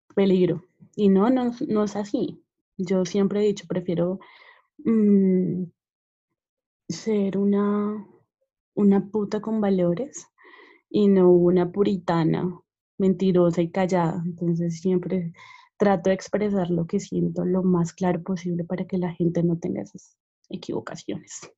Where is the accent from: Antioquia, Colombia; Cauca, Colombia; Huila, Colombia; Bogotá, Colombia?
Bogotá, Colombia; yo soy Rola, pero pues todo el mundo me dice que no parezco Rola